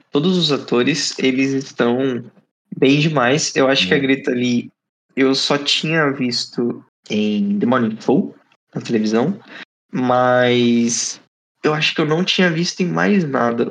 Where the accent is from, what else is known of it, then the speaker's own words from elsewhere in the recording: Brazil; Eu sou brasileiro brasileiro, fiquei morei no Brasil eternamente